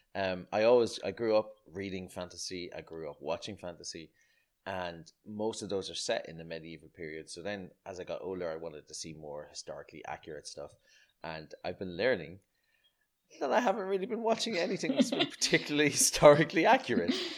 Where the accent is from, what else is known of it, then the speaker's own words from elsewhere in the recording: Ireland; I grew up in Ireland d-, during the, uh, the eighties and nineties